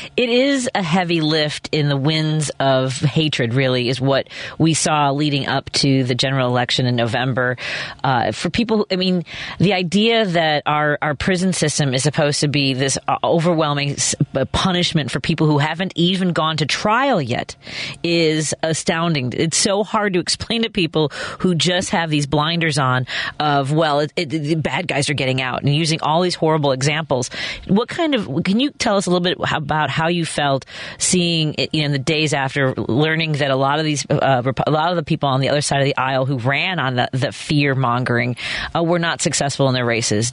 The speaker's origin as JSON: {"language": "English", "town": "Chicago", "region": "Illinois", "country": "United States", "tie": "born or raised there", "said": "I live in Jefferson Park. I live, I grew up in Norwood"}